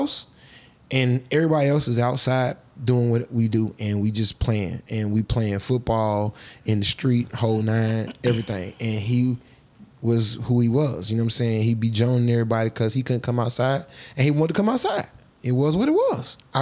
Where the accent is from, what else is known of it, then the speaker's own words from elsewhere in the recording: Atlanta, Georgia, United States; I'm from Atlanta, born and raised.